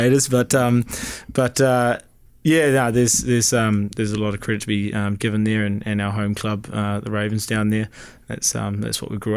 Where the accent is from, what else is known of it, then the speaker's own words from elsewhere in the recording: Taranaki, New Zealand; moved away as an adult; myself and Hendo came from the Naki.